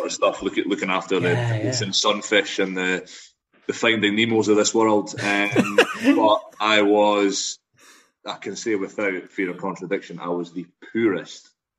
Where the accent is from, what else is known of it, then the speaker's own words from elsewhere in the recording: Aberdeen, Scotland, United Kingdom; also born or lived in Edinburgh / Glasgow; I am from Edinburgh originally, grew up in the northeast of Scotland, Aberdeen and Burness up that way, came down to Glasgow for uni, got 10 years ago now